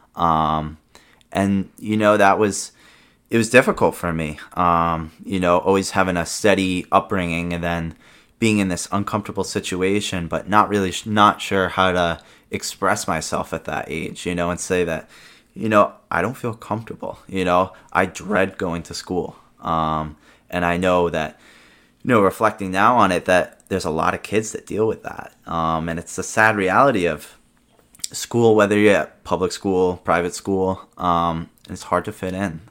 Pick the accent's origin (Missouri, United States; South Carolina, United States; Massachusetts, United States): Massachusetts, United States; Rehoboth; born or raised there; also born or lived in Rumford, Rhode Island